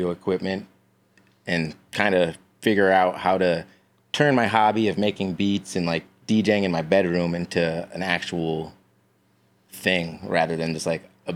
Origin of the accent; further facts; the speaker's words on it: Fredonia, New York, United States; moved away as an adult; now in Buffalo, United States; I am originally from Fredonia, New York, which isn't too far from here